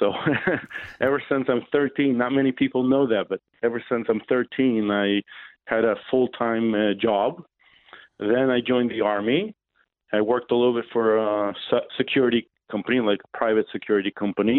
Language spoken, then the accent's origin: English; Jerusalem, Jerusalem District, Israel; I was born and raised in Jerusalem, Israel